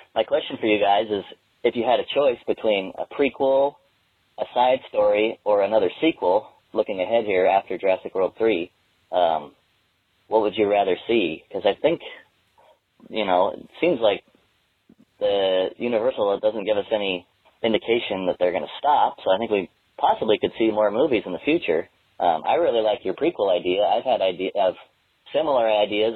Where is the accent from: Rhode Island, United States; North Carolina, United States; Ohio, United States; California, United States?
California, United States; Corona; I'm from the Inland Empire called Corona